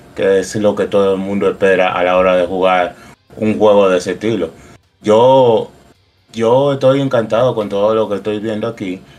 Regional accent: Dominican Republic; Nosotros pagamos como americano en dólares.

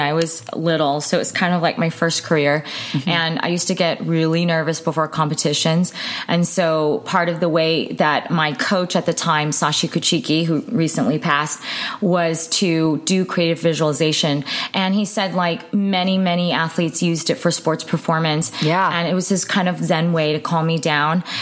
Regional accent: United States; being Asian American

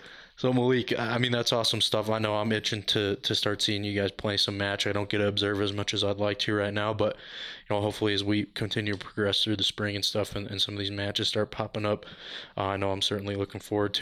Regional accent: Denver, Colorado, United States; because I'm from here. Like, I'm born and raised in Denver, so I'm used to it.

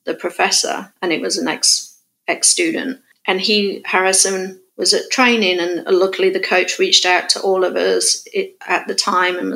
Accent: England, United Kingdom; moved away as an adult; now in California, United States; me as a English person coming to America, who's not grown up in a gun culture or a gun world

